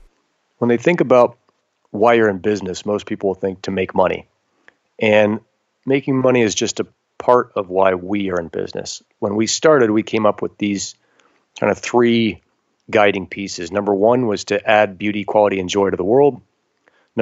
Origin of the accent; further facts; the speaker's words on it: United States; being American, we're already born into this really gifted place